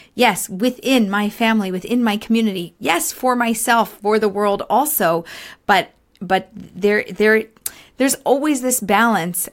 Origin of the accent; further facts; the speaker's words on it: Philadelphia, Pennsylvania, United States; moved away as an adult; now in Israel; I grew up in America, in Philadelphia. We moved to Israel just over two years ago